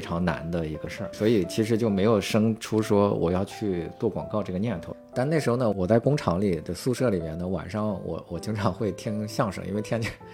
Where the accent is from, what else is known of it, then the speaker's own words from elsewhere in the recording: Qingzhou, Shandong, China; moved away as an adult; also born or lived in Xi'an; 我可能就是比较典型的农村的孩子吧。我是七六年出生，我们是山东潍坊青州市的一个农村